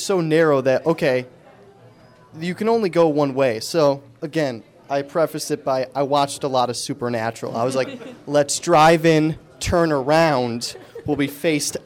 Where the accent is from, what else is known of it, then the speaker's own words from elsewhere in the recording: Angola, New York, United States; moved away; also born or lived in Buffalo; I'm originally from Buffalo, so I grew up there